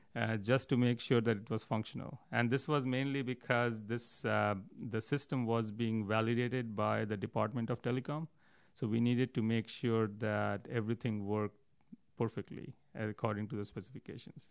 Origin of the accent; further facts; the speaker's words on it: New Delhi, Delhi, India; I grew up in New Delhi, India